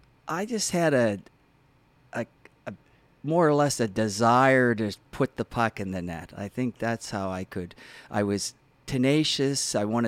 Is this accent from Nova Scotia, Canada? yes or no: yes; Halifax, Nova Scotia, Canada; I grew up around the Dingle area, actually.